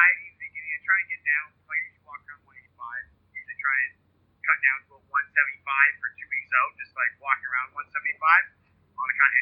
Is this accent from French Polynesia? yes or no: no; Vancouver, British Columbia, Canada; I'm from Vancouver.